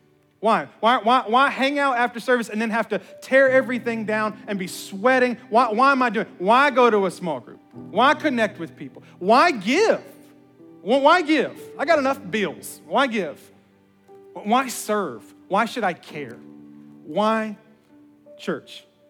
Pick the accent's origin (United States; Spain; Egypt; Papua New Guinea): United States; Memphis, Tennessee; I'm from Memphis, so you get shot for stuff like that.